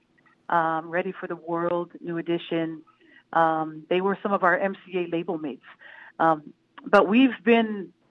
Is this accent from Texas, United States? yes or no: no; Minnesota, United States; we grew up in Minnesota right next door